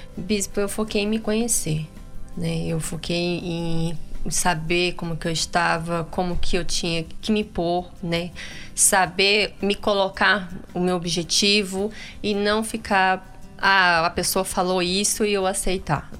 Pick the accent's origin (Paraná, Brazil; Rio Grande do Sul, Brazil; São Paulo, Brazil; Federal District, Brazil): Paraná, Brazil; Eu sou lá do Paraná